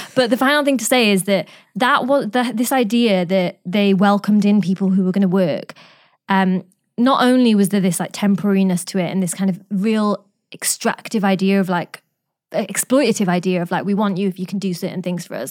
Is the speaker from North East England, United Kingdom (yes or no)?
yes; Newcastle upon Tyne, North East England, United Kingdom; I grew up in Newcastle